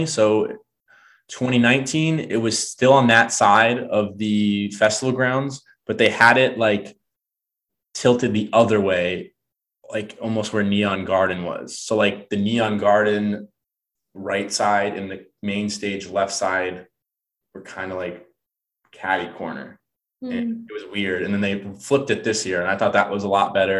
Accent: Florida, United States; moved away; it's in my home state

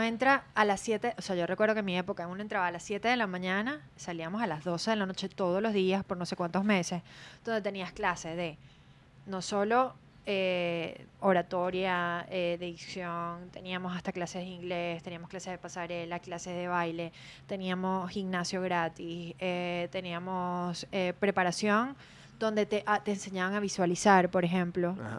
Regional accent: Maracay, Aragua, Venezuela; yo nací en Aragua, en Maracay, y representé Distrito Federal

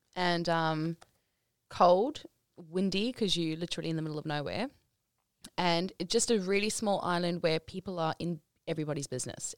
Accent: South Africa; moved away; I'm South African

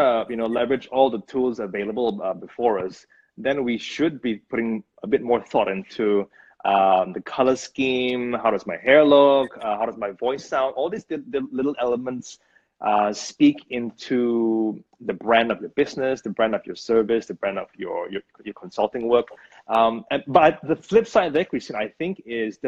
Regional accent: Brunei; moved away; there's a phrase that we use back where I grew up. I'm from Brunei, by the way, from Brunei

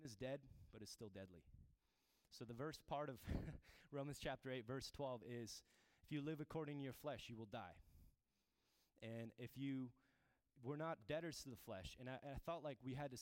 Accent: Turkmenistan; moved away; I'm from the Middle East, Turkmenistan.

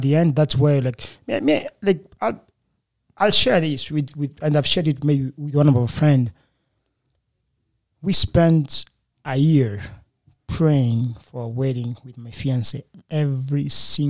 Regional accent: Uvira, South Kivu, DR Congo; also born or lived in Congo; now in United States; I'm a fulero. I'm from Uvira

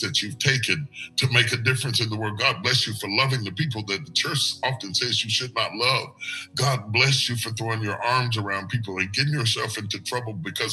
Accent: West Virginia, United States; I'm from West Virginia. There was only 5% black. I grew up around white people

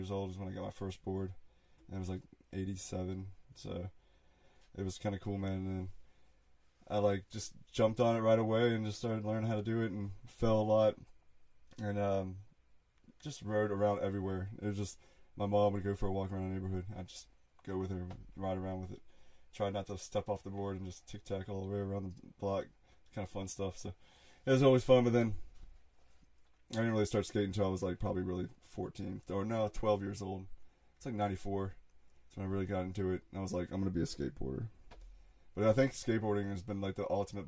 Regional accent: Mechanicsville, United States; I grew up in Mechanicsville, so I just been out here in the woods

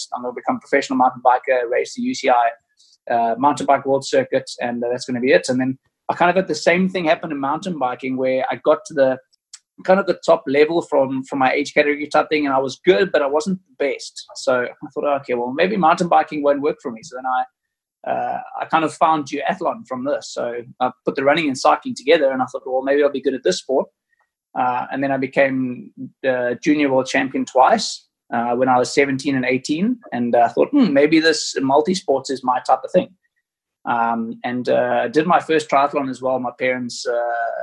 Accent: Cape Town, Western Cape, South Africa; I grew up on a farm just outside of Cape Town

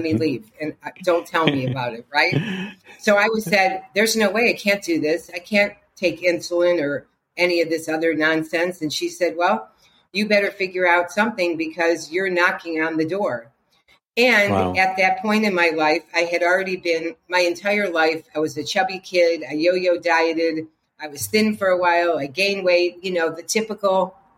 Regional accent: Cleveland, Ohio, United States; I was raised in Cleveland, Ohio, in a very working class, hardworking Jewish family.

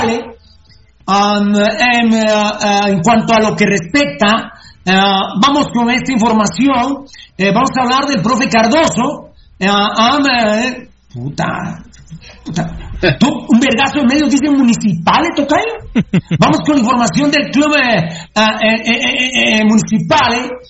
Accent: Guatemala; nunca me dijeron que era guatemalteco.

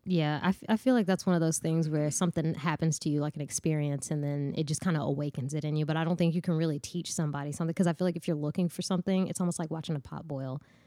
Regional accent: Nashville, Tennessee, United States; I'm from Bordeaux

